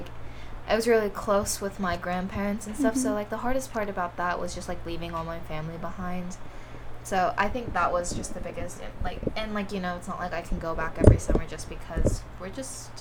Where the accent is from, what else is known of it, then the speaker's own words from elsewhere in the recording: United States; I'm Korean American